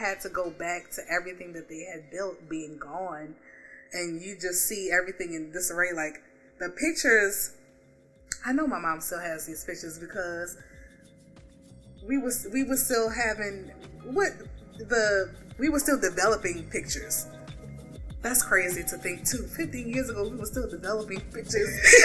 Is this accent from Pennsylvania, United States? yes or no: no; New Orleans, Louisiana, United States; I was from New Orleans.